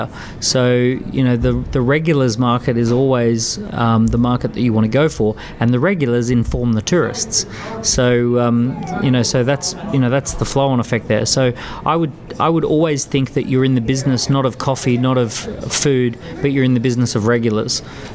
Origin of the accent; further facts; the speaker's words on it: Australia; moved away as an adult; now in London, United Kingdom; I grew up in Australia but have spent the last 12 years in London.